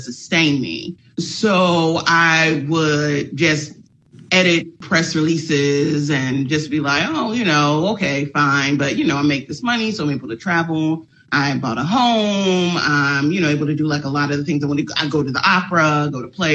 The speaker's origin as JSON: {"language": "English", "town": "Chicago", "region": "Illinois", "country": "United States", "tie": "born or raised there", "said": "I'm from Chicago"}